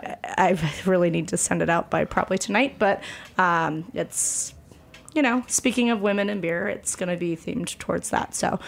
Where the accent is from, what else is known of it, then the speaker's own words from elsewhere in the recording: Colorado, United States; now in New York, United States; One of the female brewers from Left Hand, which is exciting for me because I'm from Colorado.